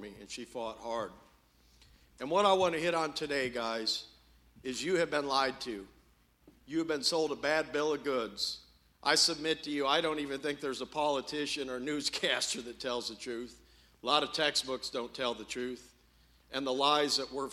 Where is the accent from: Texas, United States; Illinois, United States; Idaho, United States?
Illinois, United States; Champaign; I'm from Champaign, Illinois